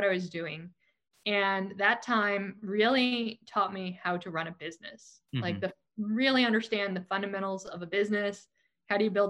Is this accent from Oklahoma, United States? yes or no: no; Silicon Valley, California, United States; So I am from Silicon Valley. There are not many of us. Born here, I was raised here, and I grew up during the dot-com boom.